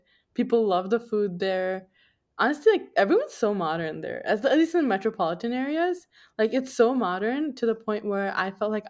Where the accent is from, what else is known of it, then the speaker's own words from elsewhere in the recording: New York, United States; born there; also born or lived in New Jersey; I was born in New York.